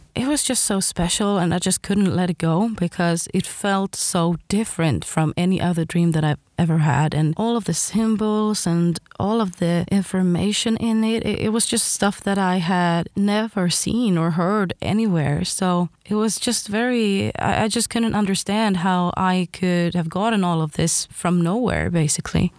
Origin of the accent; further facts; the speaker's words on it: Sweden; I am from Sweden